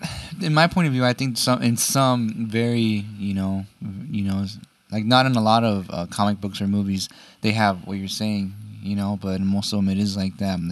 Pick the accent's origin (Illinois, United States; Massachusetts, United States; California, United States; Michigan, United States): California, United States; Southern; we're two guys from Southern Cali